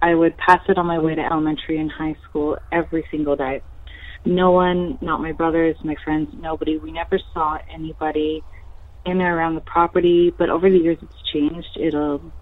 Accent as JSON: {"language": "English", "area": "area outside Montreal", "region": "Quebec", "country": "Canada", "tie": "born or raised there", "said": "my hometown"}